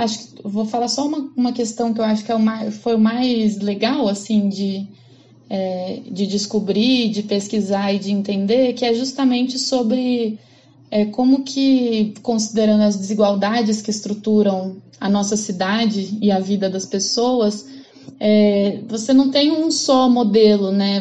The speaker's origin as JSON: {"language": "Portuguese", "region": "São Paulo", "country": "Brazil", "said": "eu sou de São Paulo"}